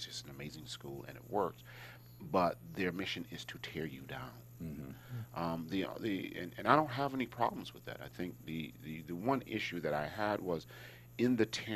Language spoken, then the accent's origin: English; Hartford, Connecticut, United States; moved away as an adult; also born or lived in Los Angeles; I was from Hartford